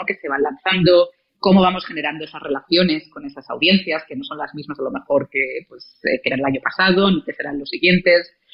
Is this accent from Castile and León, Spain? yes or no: yes; León, Castile and León, Spain; moved away as an adult; also born or lived in Salamanca / Santiago de Chile; now in Mexico; yo nací en León